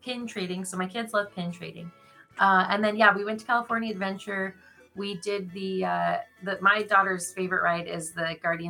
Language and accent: English; Canada; We're Canadian, so they're like, it's 50 degrees. Why wouldn't we be in a pool?